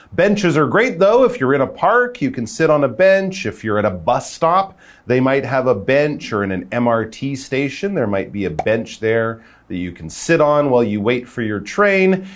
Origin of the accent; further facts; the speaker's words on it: Canada; I'm from Canada.